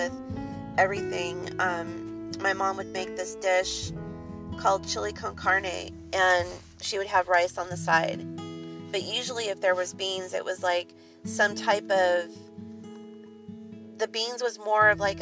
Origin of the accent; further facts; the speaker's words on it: Southern California, United States; I was raised in Southern California